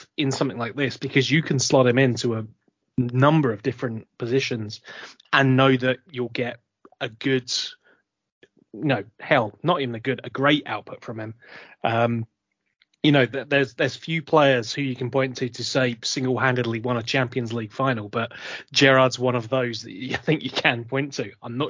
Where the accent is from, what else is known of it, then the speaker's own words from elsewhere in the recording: Chicago, Illinois, United States; moved away; I was a Midwest boy, Eddie, from Chicago, you know. So, as you can tell by my accent, obviously.